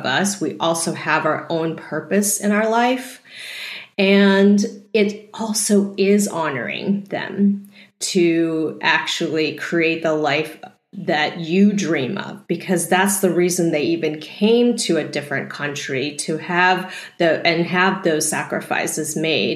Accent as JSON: {"language": "English", "region": "Texas", "country": "United States", "tie": "born or raised there", "said": "I grew up in Texas, and being Asian in Texas is not very easy"}